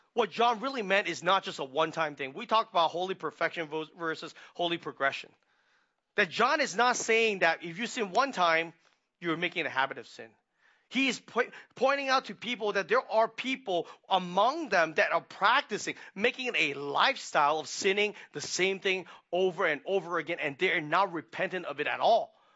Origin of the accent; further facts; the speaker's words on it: Hong Kong; moved away; we were growing up in Hong Kong